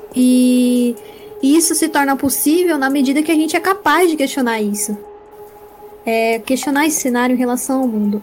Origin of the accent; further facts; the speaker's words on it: Brazil; eu sou brasileira